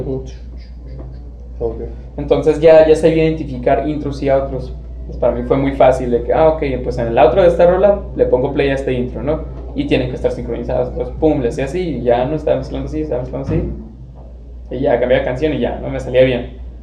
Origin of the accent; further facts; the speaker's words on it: Tijuana, Baja California, Mexico; also born or lived in Chula Vista, California; nací en Chula Vista, California, y he vivido toda mi vida aquí en Tijuana